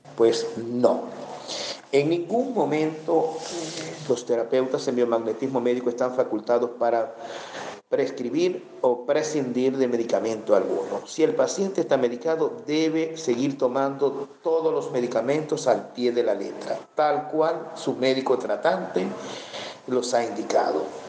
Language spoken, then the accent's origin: Spanish; Venezuela; en mi país, Venezuela